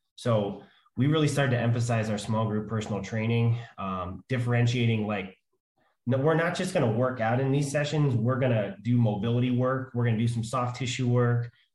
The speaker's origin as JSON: {"language": "English", "region": "Pennsylvania", "country": "United States", "said": "I'm from Pennsylvania"}